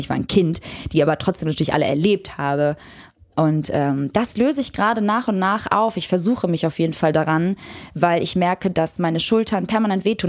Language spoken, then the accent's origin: German; Kosovo; ich komme aus dem Kosovo. Ich bin Albanerin